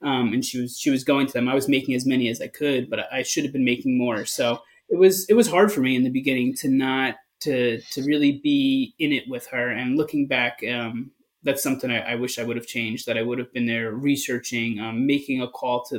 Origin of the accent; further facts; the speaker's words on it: East Coast, United States; now in West Coast, United States; So I'm from the East Coast